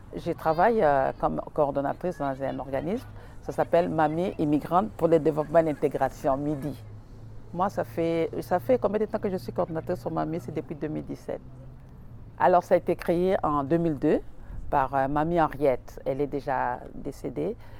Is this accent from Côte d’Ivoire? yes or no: no; Kinshasa, DR Congo; moved away as an adult; now in Montreal, Canada; je viens du Congo, la République populaire du Congo, précisément à Kinshasa